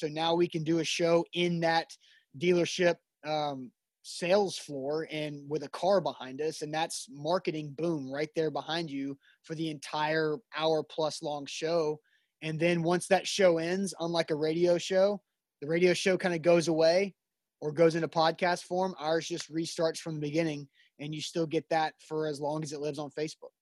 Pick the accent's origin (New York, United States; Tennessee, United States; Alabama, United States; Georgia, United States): Tennessee, United States; Nashville; we're both from Nashville, the Brentwood area